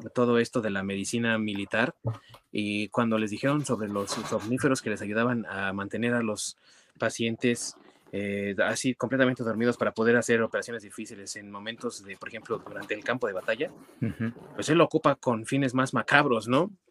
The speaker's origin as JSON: {"language": "Spanish", "country": "Mexico", "said": "nosotros como mexicanos"}